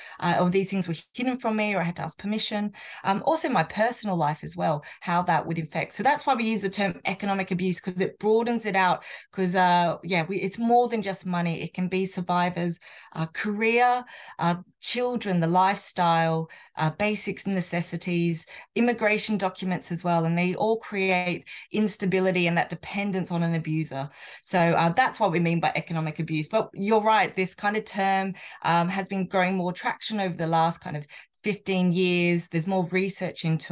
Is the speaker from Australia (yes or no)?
yes; Australia; now in United Kingdom; as an Australian citizen